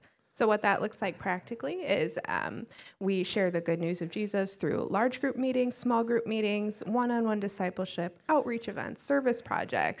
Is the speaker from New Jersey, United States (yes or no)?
no; Ripon, Wisconsin, United States; I'm from Ripon